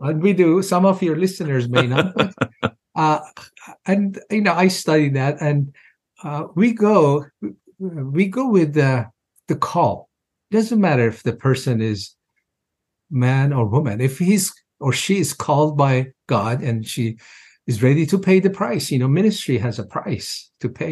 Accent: Iran; moved away as an adult; now in United States; I was born in Iran, of course, as a Muslim, and I was pretty devout in my early years

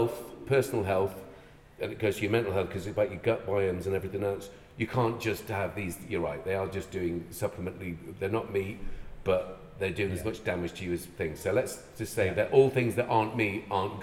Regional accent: Ireland; moved away; I'm Irish.

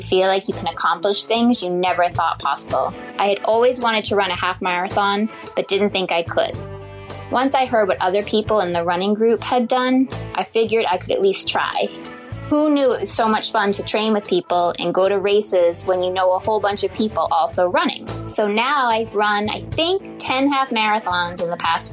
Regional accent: just south of Boston, Massachusetts, United States; moved away as an adult; now in Maui, United States; I'm from Massachusetts, just south of Boston, but I've lived on Maui for almost 5 years

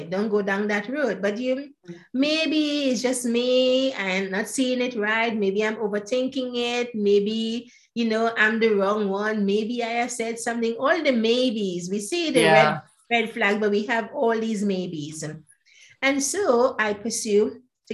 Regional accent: Grenada; also born or lived in Trinidad; now in United Kingdom; I was born in Grenada. It's known as the Spice Island.

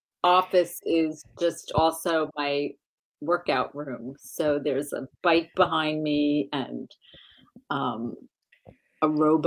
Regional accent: Long Island, New York, United States; I grew up on Long Island

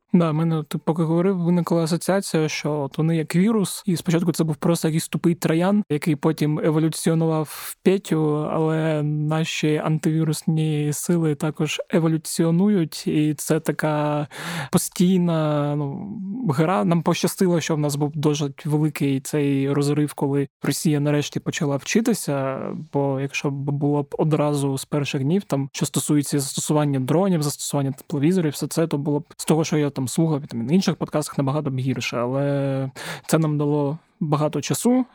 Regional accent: Zaporizhzhia Oblast, Ukraine; В моїй рідній Запорізькій області

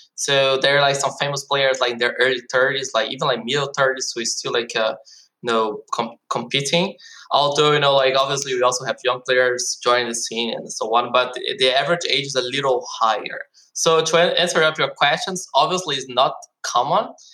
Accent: Brazil; also born or lived in Germany; now in South Korea; personally i am from Brazil. i was born in brazil but i also have this german citizenship so i also lived in germany for 10 years and since last year i'm living in south korea

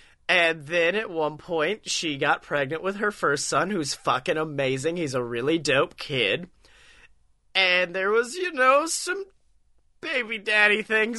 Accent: Oxford, Alabama, United States; First time he's ever came to my hometown of Oxford.

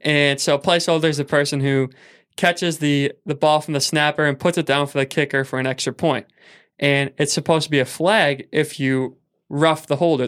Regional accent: Saint Paul, Minnesota, United States; I was from Saint Paul

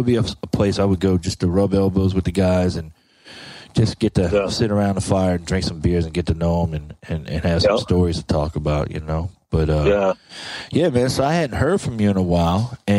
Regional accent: the South, United States; I'm from the South.

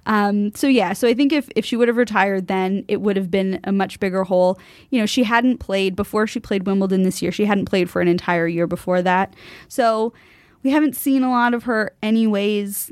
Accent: United States; as an American

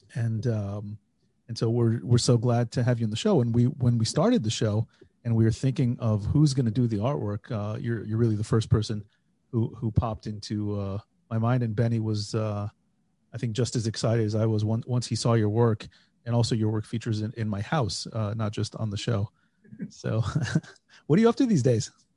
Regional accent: United States; born or raised there; moved away as an adult; now in Israel

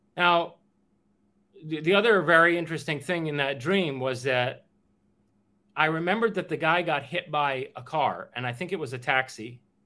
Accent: New York City, New York, United States; also born or lived in Queens, New York; originally I'm from Queens, but we only lived there until I was what uh, eight years old. At age eight, uh, between seven and eight, we moved to Manhattan.

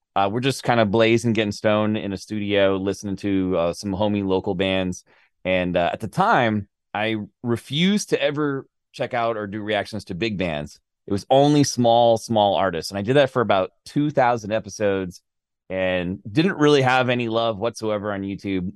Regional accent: Florida, United States; moved away; I'm from Florida originally

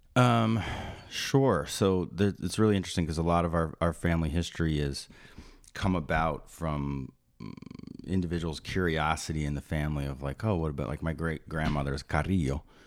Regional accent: Maplewood, New Jersey, United States; also born or lived in Summit, New Jersey; I was born in, um, Summit, New Jersey, and I grew up in Maplewood, New Jersey.

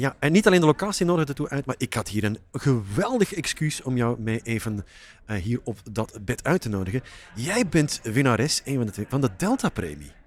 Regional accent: Flanders, Belgium; Als Vlaming

